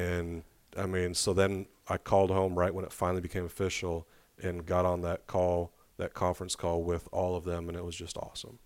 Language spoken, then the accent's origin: English; Arizona, United States; now in Little Rock, United States; I'm from Arizona